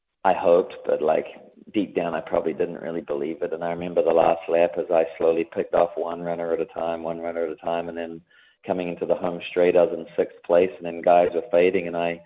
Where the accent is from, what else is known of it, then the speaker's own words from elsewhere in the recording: Lower Hutt, Wellington, New Zealand; moved away as an adult; also born or lived in United States; I was a kid from the Hutt